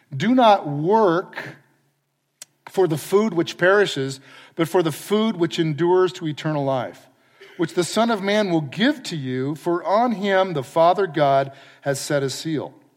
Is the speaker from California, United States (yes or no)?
yes; San Clemente, California, United States; moved away as an adult; also born or lived in Oregon / Palo Alto / Austin, Texas; I grew up in San Clemente